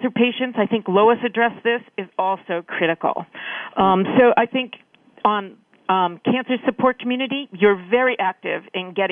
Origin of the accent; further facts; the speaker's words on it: the East, East Coast, United States; moved away; I am from the East